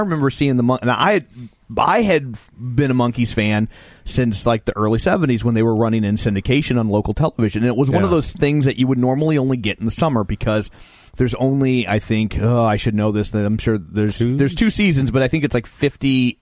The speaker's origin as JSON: {"language": "English", "town": "St. Louis", "region": "Missouri", "country": "United States", "said": "We're from St. Louis"}